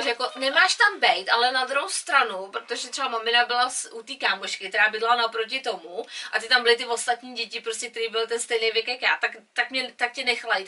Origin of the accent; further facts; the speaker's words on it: Czechia; now in England; my jako Češi